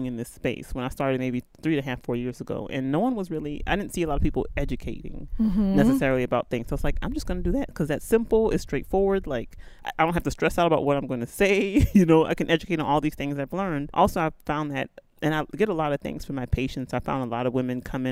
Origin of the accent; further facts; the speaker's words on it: New Orleans, Louisiana, United States; moved away as an adult; also born or lived in Nashville, Tennessee / Lexington, Kentucky; So born and raised in New Orleans. My parents are from Nigeria, hence the name